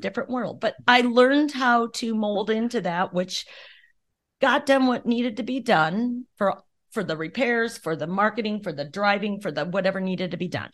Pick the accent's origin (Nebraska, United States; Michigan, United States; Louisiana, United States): Nebraska, United States; Arlington; we just grew up in small town, Arlington, and loved it